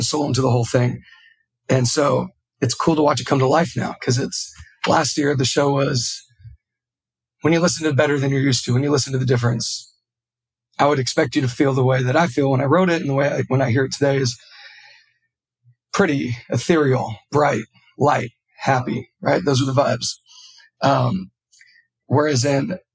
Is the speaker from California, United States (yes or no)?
yes; Yuba City, California, United States; growing up in Northern California in such a hub of like being so close to the Bay Area, loving hip hop growing up because of it, being so close to, Yuba City is nothing but farms